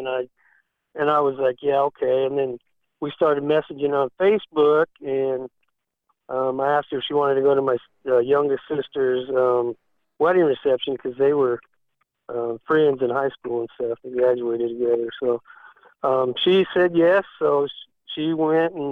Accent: Pima, Arizona, United States; now in Nashville, United States; I grew up in Arizona, a small town called Pima, Arizona

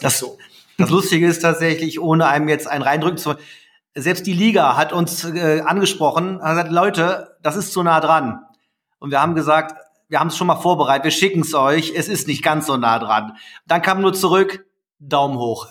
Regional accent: Düsseldorf, North Rhine-Westphalia, Germany; als Düsseldorfer, als Panther, als Sportler dieser Stadt

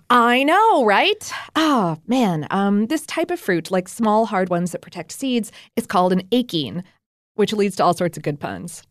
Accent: Ohio, United States; moved away; I went strawberry picking a few times up in Ohio when I was a little kid

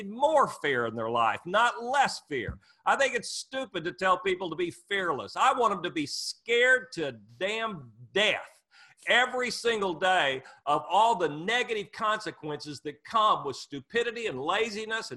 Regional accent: Muskogee, Oklahoma, United States; I grew up dirt poor in Muskogee, Oklahoma

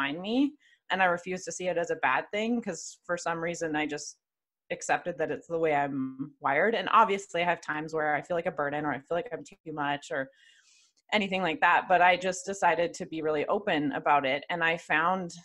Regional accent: Calgary, Alberta, Canada; also born or lived in Atlanta; I'm from Calgary, Alberta, Canada, born and raised.

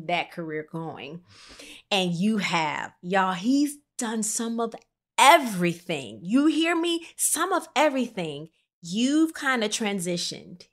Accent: Rockford, Illinois, United States; moved away; I am from Rockford, Illinois

